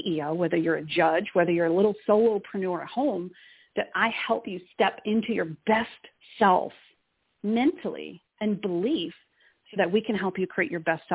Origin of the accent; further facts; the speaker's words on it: Boston, Massachusetts, United States; moved away; I'm originally from Boston, Mass.